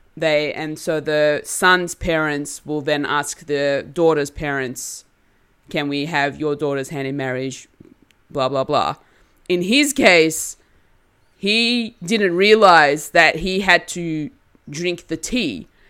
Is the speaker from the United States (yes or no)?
no; Australia; I'm an Australian-born Turkish girl.